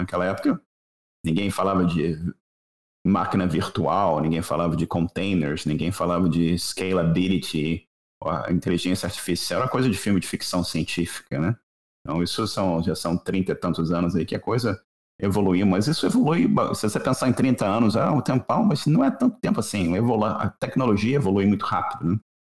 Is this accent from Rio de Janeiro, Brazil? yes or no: yes; Rio de Janeiro, Brazil; eu sou, sou do Rio de Janeiro